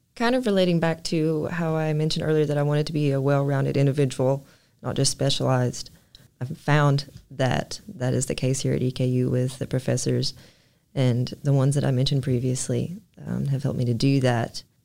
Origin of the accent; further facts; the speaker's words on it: Martin, Kentucky, United States; I love my hometown